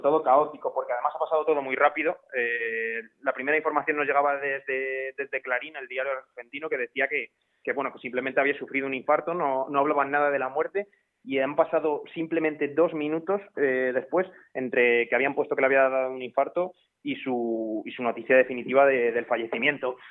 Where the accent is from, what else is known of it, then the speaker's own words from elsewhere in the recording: Alcázar de San Juan, Castilla-La Mancha, Spain; el equipo de, mi pueblo, con ese gimnástico